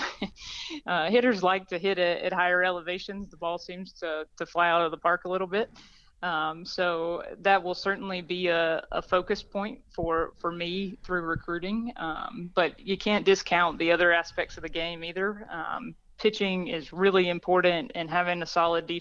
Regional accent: Gilbert, South Carolina, United States; moved away as an adult; also born or lived in Boone, North Carolina; I'm originally from Gilbert, South Carolina, so a small town right outside of Columbia

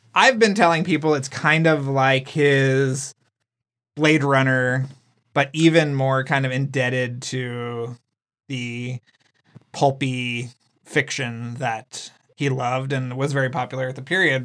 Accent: San Antonio, Texas, United States; like me, was, grew up in San Antonio, Texas

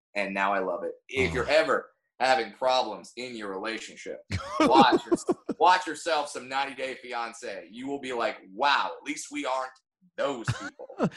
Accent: Orange County, California, United States; I grew up in Orange County, California

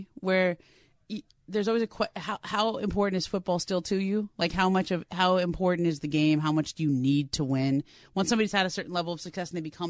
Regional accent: Los Angeles, California, United States; I grew up in L.A.

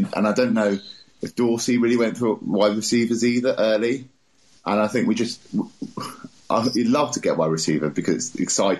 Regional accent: England, United Kingdom; I'm from England, by the way.

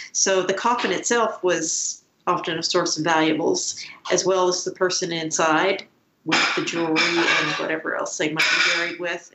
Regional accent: Scotland, United Kingdom; I was born in Scotland.

